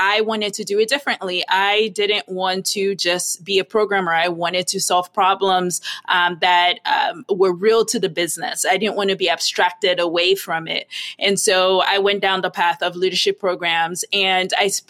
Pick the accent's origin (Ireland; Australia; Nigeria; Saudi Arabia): Nigeria; moved away; I grew up in Nigeria